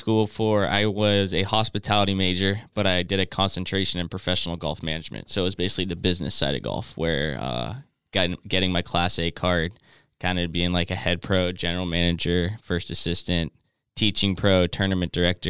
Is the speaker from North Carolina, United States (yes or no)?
no; Thousand Oaks, California, United States; also born or lived in Las Vegas, Nevada; I grew up in Oak Park, Westlake Village, Thousand Oaks area.